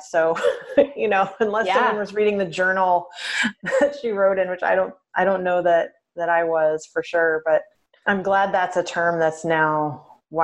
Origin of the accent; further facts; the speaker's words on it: suburb of St. Louis on the Illinois side, United States; now in Portland, United States; I grew up in a suburb of St. Louis on the Illinois side